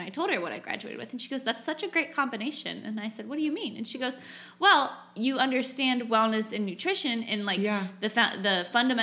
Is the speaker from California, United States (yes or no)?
yes; California, United States; moved away as an adult; also born or lived in Boise, Idaho / Indiana; I grew up in California